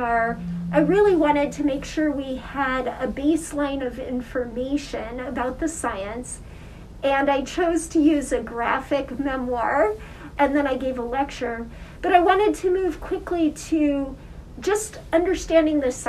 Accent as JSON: {"language": "English", "region": "Wyoming", "country": "United States", "tie": "born or raised there", "moved": "yes", "said": "I grew up in Wyoming"}